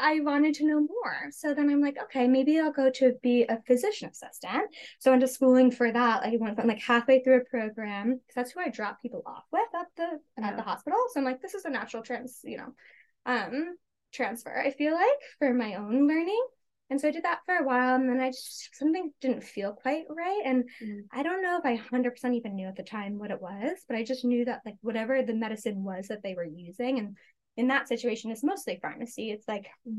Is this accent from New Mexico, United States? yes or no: no; New York, United States; I grew up in New York, and a very like conventional Western pharmaceutical based type of arena around me.